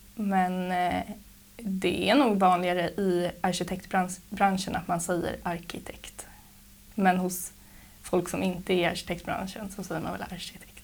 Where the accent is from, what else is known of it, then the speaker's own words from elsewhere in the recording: Trosa, Södermanland, Sweden; moved away as an adult; also born or lived in Gothenburg; now in Stockholm, Sweden; jag är uppvuxen i Trosa. Bodde här tills jag var 19 år gammal